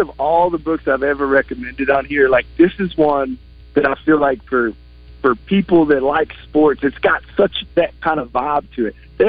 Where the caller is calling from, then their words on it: Colorado Springs, Colorado, United States; I'm calling from Mountain Time out here in Colorado Springs.